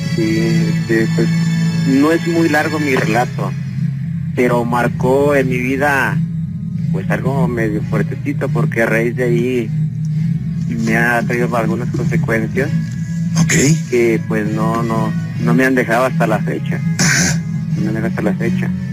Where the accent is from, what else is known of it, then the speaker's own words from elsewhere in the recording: León, Guanajuato, Mexico; Yo soy de aquí de León, Guanajuato. Este, y soy de la colonia Bellavista.